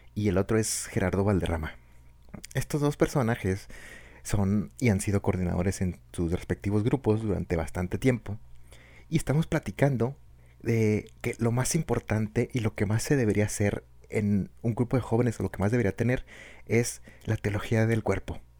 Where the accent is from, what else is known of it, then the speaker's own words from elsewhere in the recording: Chihuahua, Mexico; acá del norte, pues obviamente somos, somos, somos de Chihuahua